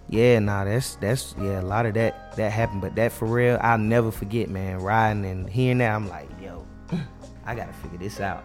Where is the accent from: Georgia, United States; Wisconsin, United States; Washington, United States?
Georgia, United States; Carrollton; I am from Carrollton, Georgia